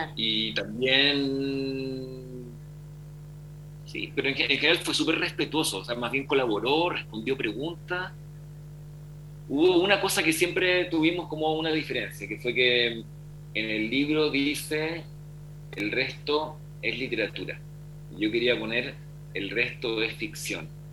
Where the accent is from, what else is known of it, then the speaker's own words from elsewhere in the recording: Valdivia, Los Ríos, Chile; Valdivia, que es mi ciudad natal